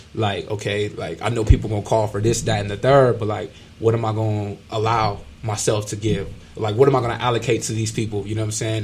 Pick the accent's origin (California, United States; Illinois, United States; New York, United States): California, United States; Ontario; I'm from Southern California, uh, Ontario to be exact